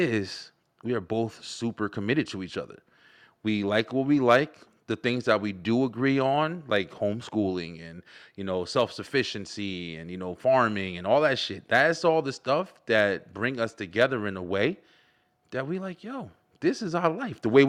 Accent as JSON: {"language": "English", "town": "Elizabeth", "region": "New Jersey", "country": "United States", "tie": "born or raised there", "moved": "yes", "said": "born and raised in Jersey, Elizabeth, New Jersey, right by New York"}